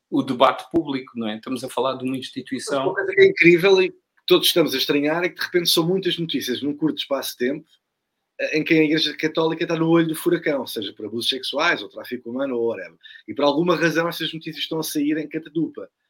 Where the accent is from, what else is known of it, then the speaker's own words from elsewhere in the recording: Portugal; o que é que nós, enquanto portugueses, assistimos?